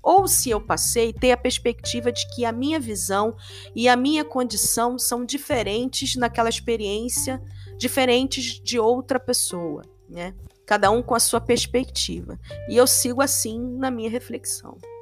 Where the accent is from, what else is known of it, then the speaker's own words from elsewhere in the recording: Rio de Janeiro, Brazil; sou carioca. Sou nascida e criada em Bangu, no Rio de Janeiro, subúrbio do Rio de Janeiro